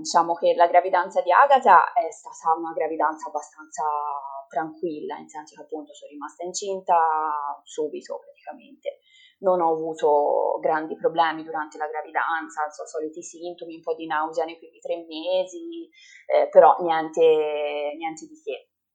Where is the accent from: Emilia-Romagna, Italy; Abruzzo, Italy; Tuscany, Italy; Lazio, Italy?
Tuscany, Italy; Livorno; sono di Livorno